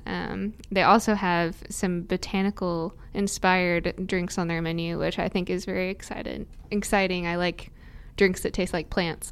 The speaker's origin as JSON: {"language": "English", "region": "Indiana", "country": "United States", "tie": "born or raised there", "said": "I'm a lifelong Hoosier here"}